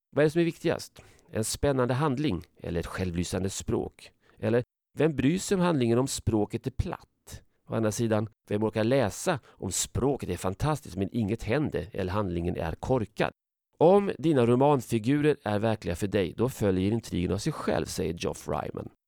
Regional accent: Sweden; jag är från Sverige

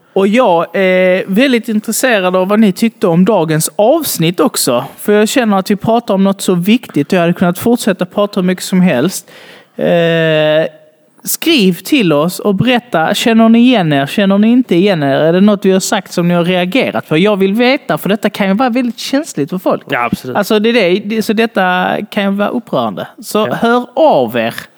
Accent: Sweden

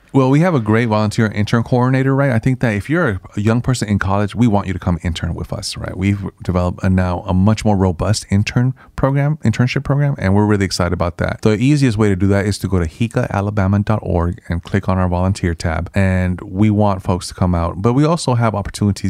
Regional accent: San Francisco, California, United States; also born or lived in Nicaragua; I grew up in the San Francisco Mission District, which is a historically Hispanic and immigrant neighborhood

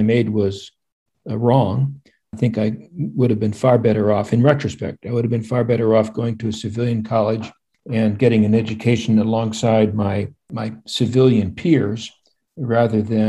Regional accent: Midwest, United States; moved away as an adult; I grew up in the Midwest

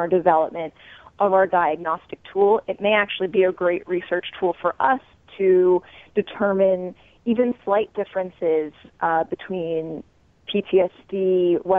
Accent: New York, United States; I'm a New Yorker. I lived through 9/11

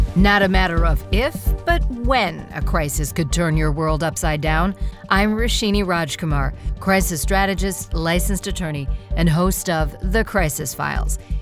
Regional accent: United States; being an American

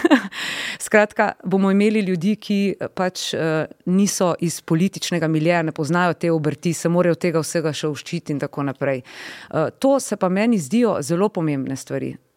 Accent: Slovenia; smo Slovenci

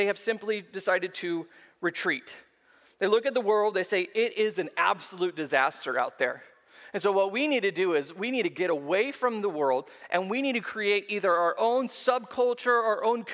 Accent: Seal Beach, California, United States; I grew up at the beach. I was raised in Seal Beach.

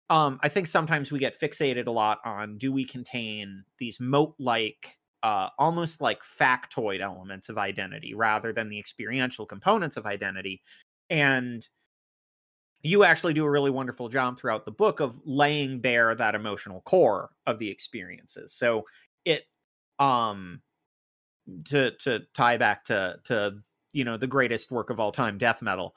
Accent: United States; I'm American

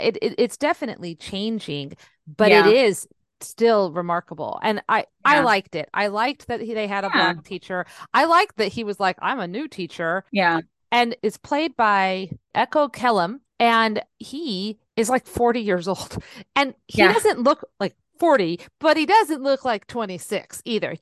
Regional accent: San Jose, California, United States; I grew up in San Jose

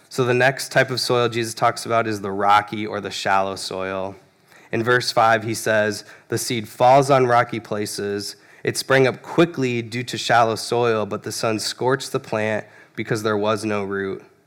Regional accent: Phoenix, Arizona, United States; I grew up in Phoenix, Arizona

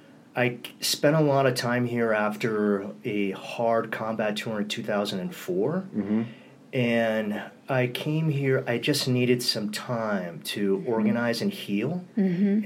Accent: Southern California, United States; I'm from Southern California. So I've always... always had a long connection to this area because my uncle had a place in June Lake in Interlaken.

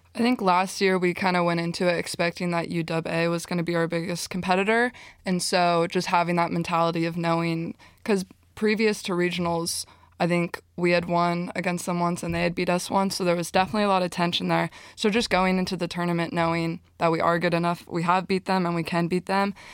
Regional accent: Southern California, United States; moved away; I grew up in Southern California

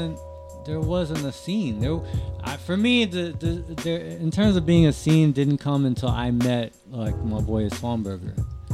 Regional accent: Altamonte Springs, Florida, United States; I grew up in Altamont Springs in Orlando.

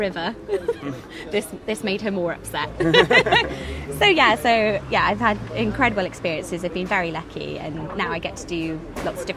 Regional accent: Cardiff, Wales, United Kingdom; I'm from Cardiff originally, and that's where I'm based now in between travels

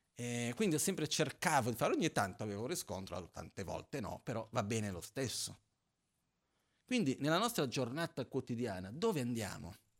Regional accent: Brazil; moved away; Io sono brasiliano

